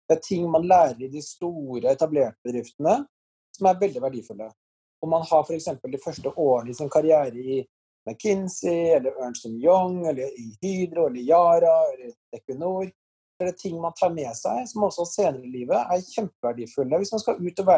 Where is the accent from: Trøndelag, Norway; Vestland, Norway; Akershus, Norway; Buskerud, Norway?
Trøndelag, Norway; Trondheim; born or raised there